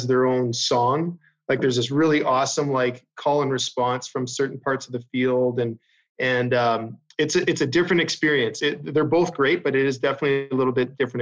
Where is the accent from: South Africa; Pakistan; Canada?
Canada; growing up in Canada